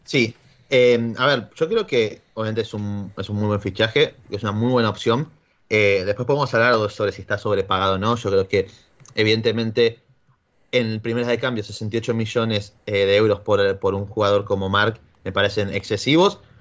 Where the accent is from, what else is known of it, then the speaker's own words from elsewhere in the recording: Argentina; Soy argentino